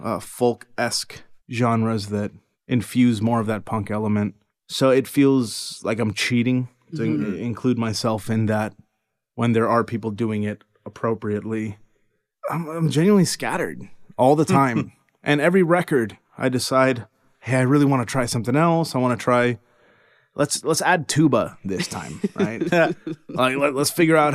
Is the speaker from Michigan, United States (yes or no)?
no; Miami, Florida, United States; now in Central Texas, United States; I was born and raised in Miami, which is much different than the world I live in now.